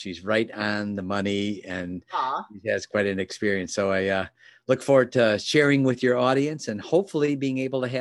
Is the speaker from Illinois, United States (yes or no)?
yes; Chicago, Illinois, United States; moved away; also born or lived in Southeast Michigan; I'm from Chicago originally. Lived in an area called Oak Brook, which is a greater Chicagoland area.